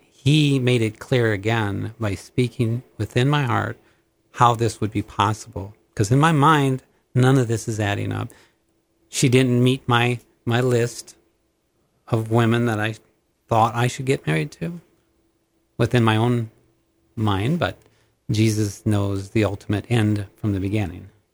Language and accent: English; Minnesota, United States; moved away as an adult; also born or lived in Montana; thirty miles from my hometown, there was actually a telephone training two-year course